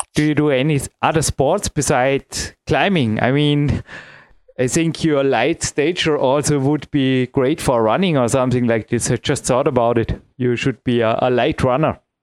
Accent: Imst, Tyrol, Austria; here in my hometown

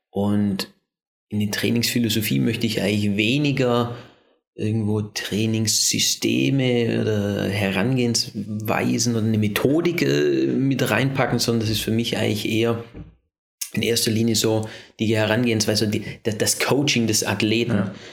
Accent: Germany; also born or lived in Vorarlberg, Austria; now in Austria; vor allem in Deutschland. In der Zeit, in der Region, wo ich groß geworden bin

